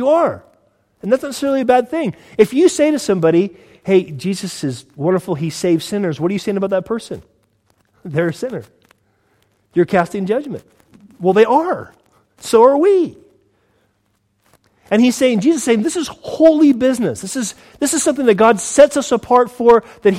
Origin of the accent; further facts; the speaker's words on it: United States; now in United Kingdom; I'm from the States